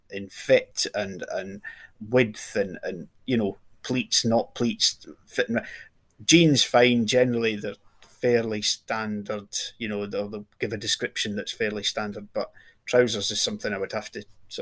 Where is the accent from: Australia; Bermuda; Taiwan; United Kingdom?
United Kingdom; just outside Glasgow, Scotland; just from the outside Glasgow, just out south of Glasgow